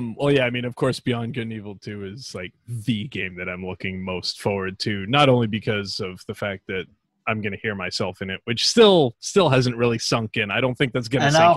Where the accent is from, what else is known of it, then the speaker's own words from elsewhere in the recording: England, United Kingdom; accent: English; As far as my English accent goes, I don't know. I don't have a distinction between Liverpool, where else, Manchester.